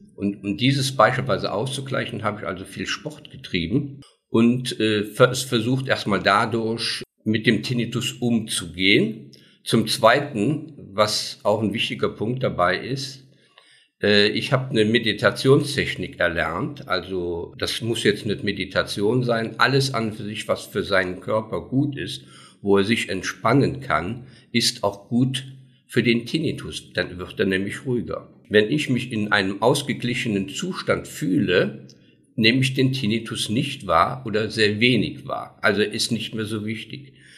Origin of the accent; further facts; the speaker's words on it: Daun, Rhineland-Palatinate, Germany; Ich komme aus Daun, bin 68 Jahre alt